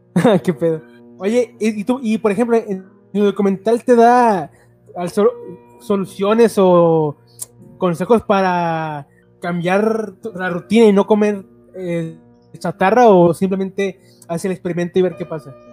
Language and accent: Spanish; Mexico; como mexicanos